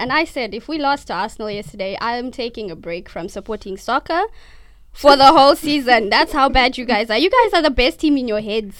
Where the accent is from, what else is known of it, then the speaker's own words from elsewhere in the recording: Zimbabwe; from Zimbabwe